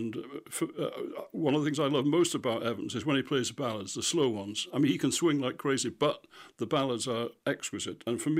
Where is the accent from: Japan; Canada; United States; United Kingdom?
United Kingdom; Goole, Yorkshire and the Humber; it was almost entirely music that was produced by those of us living there, because we never had any concerts. There's no concert hall, there's no theatre, we never had visiting orchestras, anything like that.